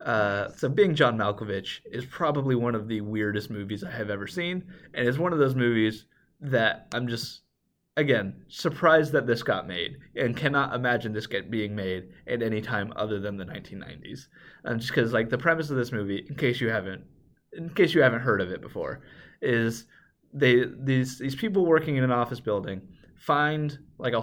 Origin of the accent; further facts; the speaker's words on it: Nebraska, United States; growing up in Nebraska